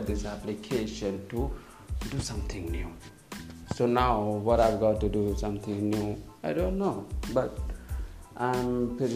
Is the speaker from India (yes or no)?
yes; Chandigarh, India; I'm from India, from Chandigarh